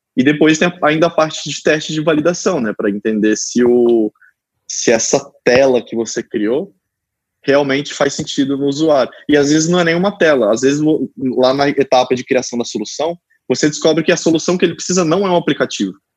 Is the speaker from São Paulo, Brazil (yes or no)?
yes; São José do Rio Preto, São Paulo, Brazil; em Rio Preto, né, que é onde eu que eu sou natural